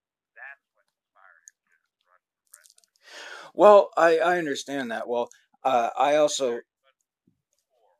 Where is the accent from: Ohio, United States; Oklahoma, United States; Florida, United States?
Florida, United States; South; I was born and raised in South Florida